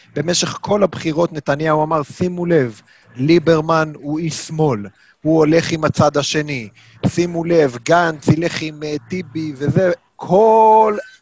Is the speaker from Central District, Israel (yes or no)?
no; Jerusalem, Jerusalem District, Israel; בתור ירושלמי אני אומר לך